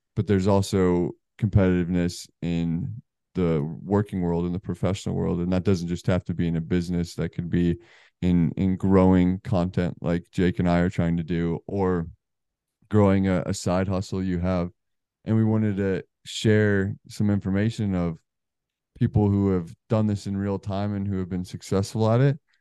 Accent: Colorado, United States; moved away as an adult; also born or lived in New Jersey; now in Charlotte, United States; We're both from the West Coast. Um, I guess not West West, Colorado

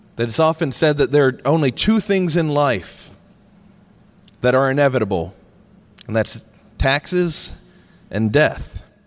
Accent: Charleston, South Carolina, United States; my hometown

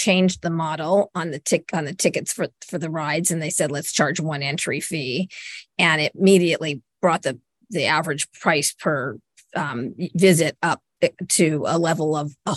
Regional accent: Los Angeles, California, United States; also born or lived in Bay Area, California / New York; I was actually born in the Bay Area and spent most of my life growing up in Los Angeles

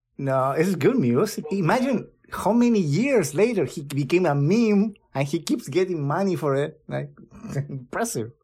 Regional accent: Chile; moved away; my home country

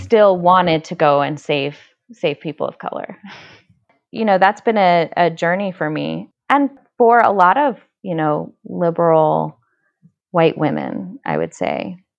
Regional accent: Indianapolis, Indiana, United States; born or raised there

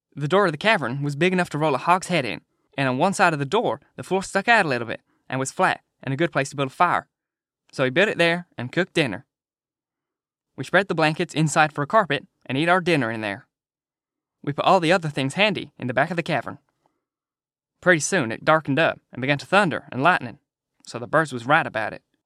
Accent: United Kingdom; being British

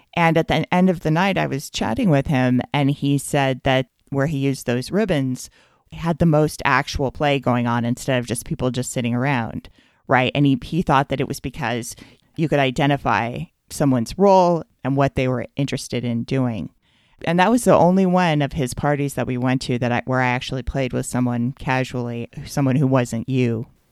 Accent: United States; as an American

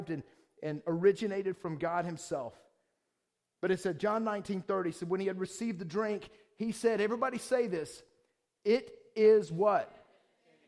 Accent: Georgia, United States; moved away; I'm from the South, from Georgia.

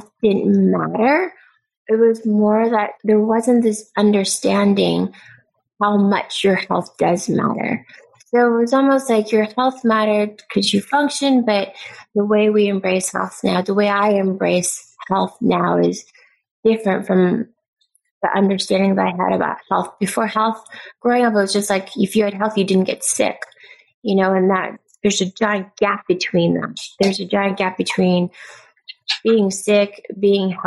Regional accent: Pasadena, California, United States; I was born and raised in LA, but Pasadena is a lot more suburbia

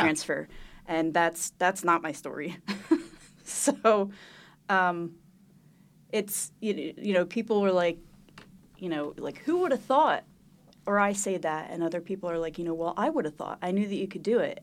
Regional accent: Montgomery County, Pennsylvania, United States; I grew up in Montgomery County

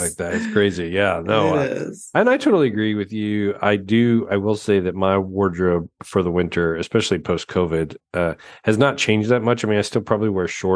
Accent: Colorado, United States; I grew up in Colorado.

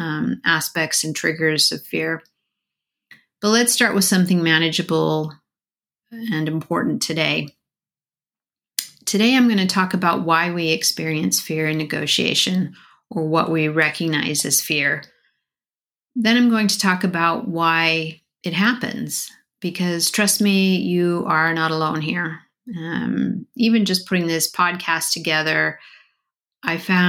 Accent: Colorado, United States; Growing up in Colorado, snakes were pretty common to see

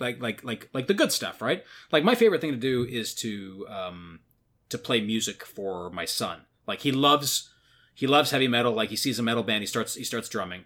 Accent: Newmarket, Ontario, Canada; my hometown, which is which is Newmarket, Ontario, which is where I grew up from when I was like kind of 14 onwards

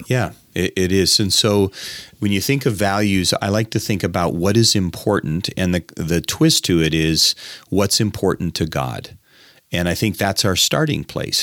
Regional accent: United States; as an American

